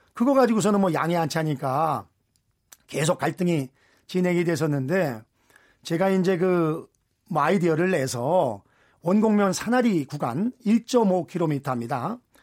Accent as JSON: {"language": "Korean", "town": "Anseong", "region": "Gyeonggi Province", "country": "South Korea", "tie": "born or raised there", "said": "안성 출신"}